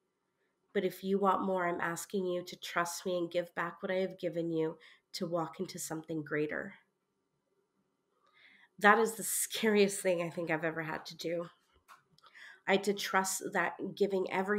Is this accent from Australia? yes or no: no; Canada; moved away as an adult; now in United Kingdom; I'm from Canada. Canada would be the place I would stay